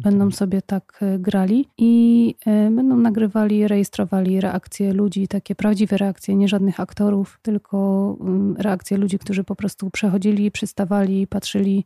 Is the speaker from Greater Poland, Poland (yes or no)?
yes; Poznań, Greater Poland, Poland; u nas w Poznaniu